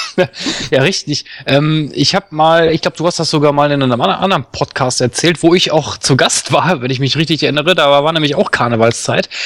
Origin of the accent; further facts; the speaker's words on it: Duisburg, North Rhine-Westphalia, Germany; Also ich bin ja gebürtiger Duisburger, das heißt äh, Grenze Düsseldorf.